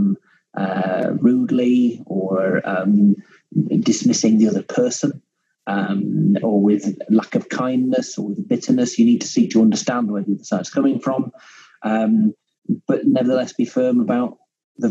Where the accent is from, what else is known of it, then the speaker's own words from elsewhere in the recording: Cumbria, North West England, United Kingdom; I'm a Cumbrian, you know. You can almost see Scotland from my back window